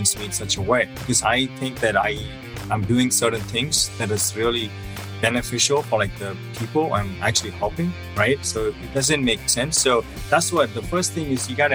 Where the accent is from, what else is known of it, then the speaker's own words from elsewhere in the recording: South India, India; moved away as an adult; also born or lived in Southern California; now in United States; I'm originally from South India. I came here in 2008, did my master's in mechanical engineering.